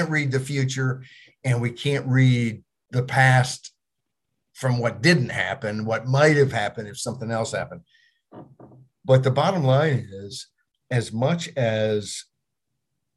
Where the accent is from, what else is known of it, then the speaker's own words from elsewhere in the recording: United States; I'm an American.